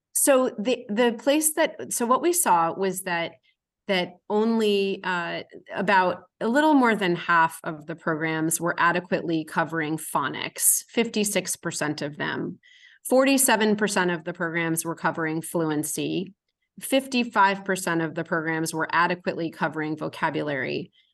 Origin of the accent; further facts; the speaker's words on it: Massachusetts, United States; my home state of Massachusetts